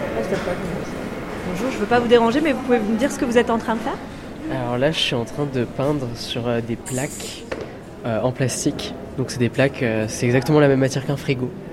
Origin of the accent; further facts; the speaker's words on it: near Orléans, Centre-Val de Loire, France; je viens de près d'Orléans